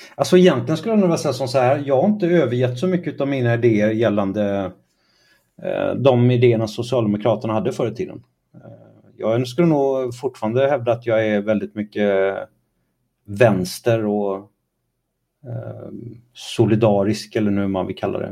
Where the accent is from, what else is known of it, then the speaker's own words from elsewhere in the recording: Kalmar, Kalmar County, Sweden; also born or lived in Trollhättan; Jag växte upp i Kalmar och i Trollhättan har jag växt upp.